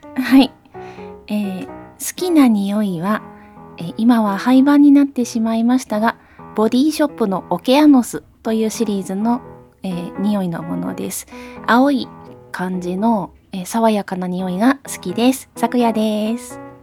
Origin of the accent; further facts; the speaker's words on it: Hiroshima, Japan; 私もあの広島人なので